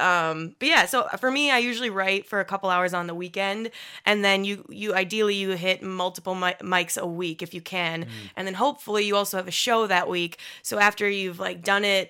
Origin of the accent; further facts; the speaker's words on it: Upper Michigan, United States; moved away; I'm from Upper Michigan